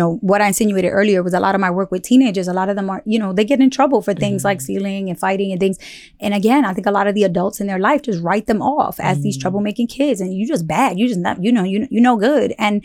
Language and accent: English; New York City, New York, United States; I grew up in Bushwick. Yes. In Bushwick in Brooklyn